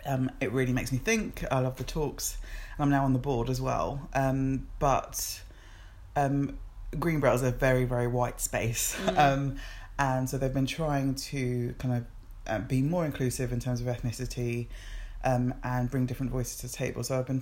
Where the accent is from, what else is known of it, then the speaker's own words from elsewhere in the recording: Nigeria; moved away; And it's really interesting for me as an immigrant as well, and as a Nigerian.